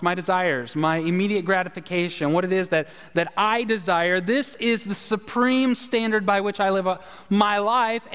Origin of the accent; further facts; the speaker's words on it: the South, United States; we're from the South